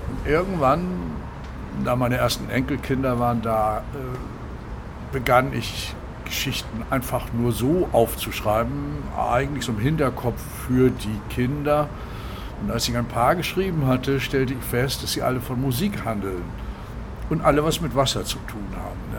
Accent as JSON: {"language": "German", "town": "Kiel", "region": "Schleswig-Holstein", "country": "Germany", "said": "ich bin Kieler, wie du eben gesagt hast, durch, durch und durch, aber ich liebe auch andere Meere und ich bin genauso an der Nordsee zu Hause."}